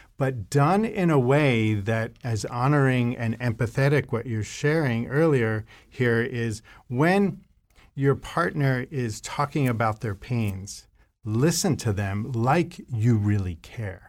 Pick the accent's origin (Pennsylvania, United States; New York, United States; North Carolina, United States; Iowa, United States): New York, United States; New York City; I, uh, was born and raised in New York City area